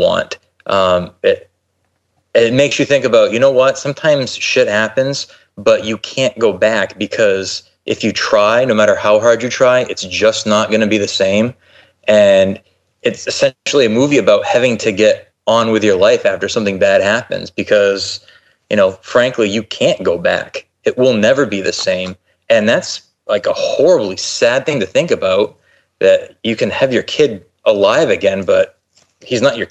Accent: Maine, United States; also born or lived in Texas; I went to college in Texas. And I'm from Maine

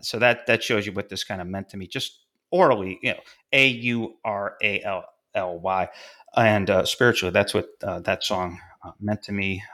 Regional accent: about an hour south of Fulton, New York, United States; born or raised there

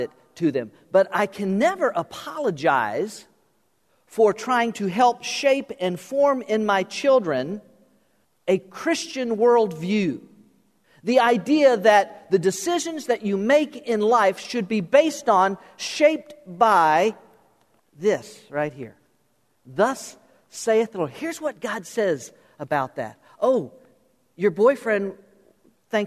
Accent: South Florida, United States; I was born and raised in South Florida

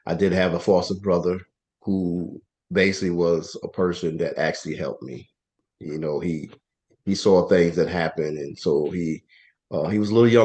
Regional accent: East Orange, New Jersey, United States; moved away as an adult; now in Delaware, United States; I was raised in East Orange, New Jersey.

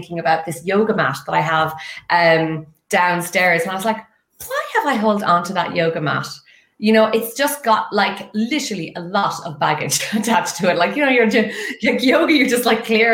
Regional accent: west of Ireland, Ireland; moved away as an adult; now in Dublin, Ireland; I'm actually from the west of Ireland

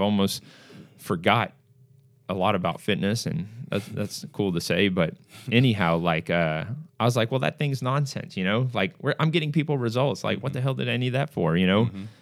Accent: Singapore; now in United States; I'm originally from Singapore

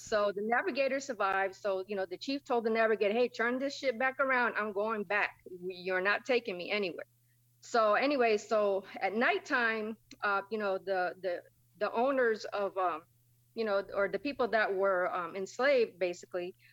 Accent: New London, Connecticut, United States; I was born and raised in New London, Connecticut.

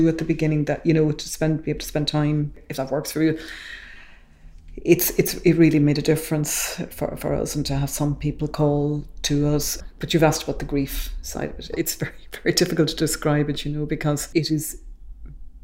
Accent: Tipperary, Munster, Ireland; I'm from Tipperary.

